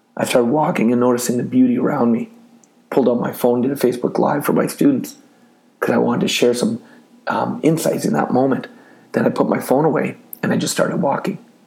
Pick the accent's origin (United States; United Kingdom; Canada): Canada; I'm from Canada